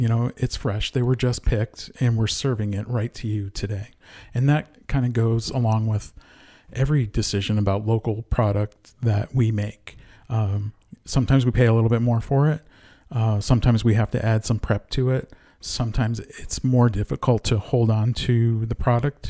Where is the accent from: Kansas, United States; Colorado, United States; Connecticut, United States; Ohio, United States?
Connecticut, United States; moved away; also born or lived in Rhode Island; I was born and raised in Connecticut, went to school in Rhode Island